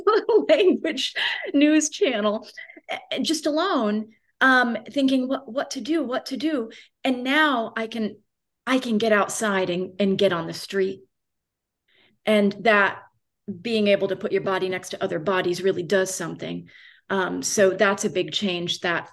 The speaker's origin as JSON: {"language": "English", "region": "Florida", "country": "United States", "tie": "born or raised there", "also_born_or_lived": "Boston / Romania", "moved": "as an adult", "said": "I was raised in Florida. I always felt like an outsider in Florida my whole childhood"}